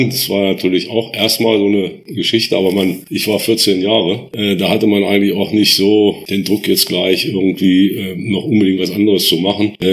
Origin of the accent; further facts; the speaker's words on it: Göttingen, Lower Saxony, Germany; Ich bin 1958 geboren in Göttingen und bin seitdem auch in Holten sind immer geblieben, nie irgendwo anders gewesen.